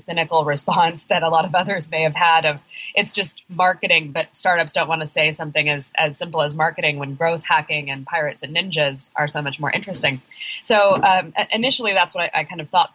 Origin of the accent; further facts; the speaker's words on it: Oregon, United States; moved away as an adult; now in Brooklyn, United States; I live in Brooklyn, New York. I'm actually from Oregon originally